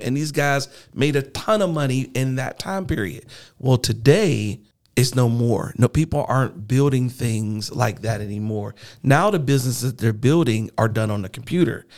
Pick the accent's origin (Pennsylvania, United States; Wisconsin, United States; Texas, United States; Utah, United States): Pennsylvania, United States; Pittsburgh; now in Tulsa, United States; I'm from Pittsburgh